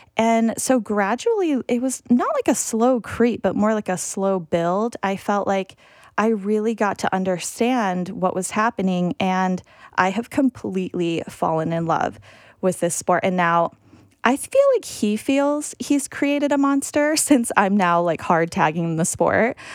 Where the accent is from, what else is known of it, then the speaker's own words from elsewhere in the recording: United States; as an American who maybe has a little different perspective on the game